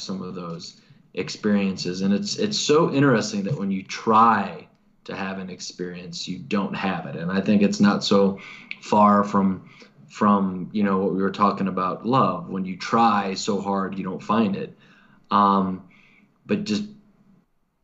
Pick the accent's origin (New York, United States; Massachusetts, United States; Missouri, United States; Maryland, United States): Missouri, United States; I'm from Missouri and our saying is the show me state. And, you know, I was kind of raised in a culture where you have to be shown